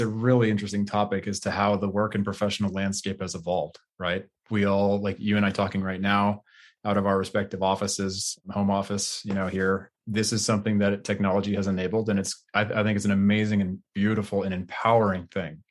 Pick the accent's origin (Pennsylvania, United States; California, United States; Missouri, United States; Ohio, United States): California, United States; Bay Area; I grew up in the Bay Area originally